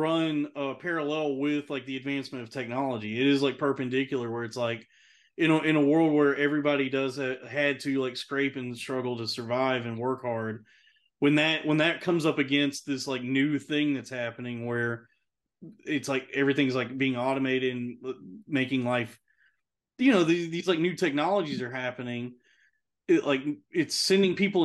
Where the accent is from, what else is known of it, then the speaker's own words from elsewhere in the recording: United States; as an American to live in this country